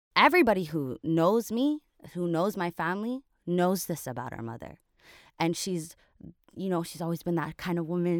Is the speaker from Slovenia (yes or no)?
no; Toronto, Ontario, Canada; I was born and raised in Toronto